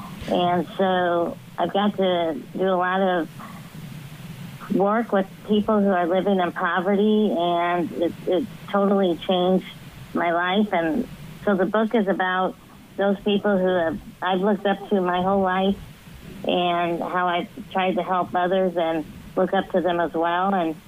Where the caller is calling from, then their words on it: Washington, Illinois, United States; I'm calling from Washington, Illinois.